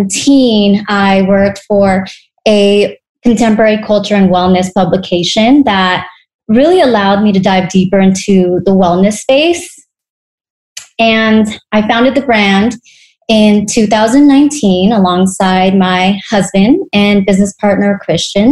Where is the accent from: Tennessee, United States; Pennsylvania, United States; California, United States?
California, United States; Temecula; also born or lived in Orange County / Los Angeles; now in Costa Mesa, United States; I grew up in Temecula. After high school, I relocated to Orange County for college, then moved to Los Angeles in my early 20s. And now I'm just back planting my roots in Costa Mesa.